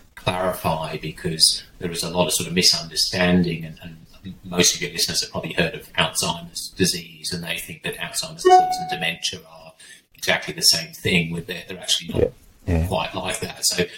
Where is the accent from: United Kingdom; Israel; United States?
United Kingdom; England; moved away as an adult; also born or lived in North East Scotland / Leicester; now in Australia; So I'm English. Came to Australia in 2000, but before that, sort of lived in southwest of England and then northeast of Scotland, and then back sort of halfway between the two, went to Leicester University